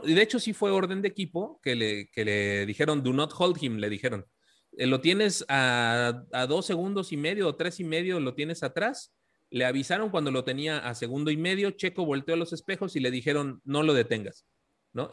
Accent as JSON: {"language": "Spanish", "country": "Mexico"}